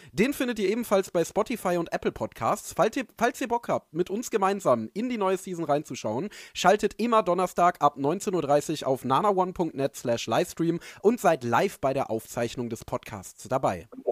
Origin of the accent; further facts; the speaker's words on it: Dortmund area, North Rhine-Westphalia, Germany; denn ich komme ja aus der Gegend